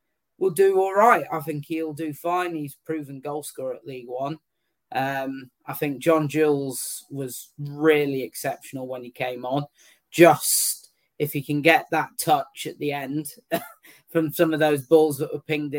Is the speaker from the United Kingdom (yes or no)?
yes; the North of England, United Kingdom; I'm a Northerner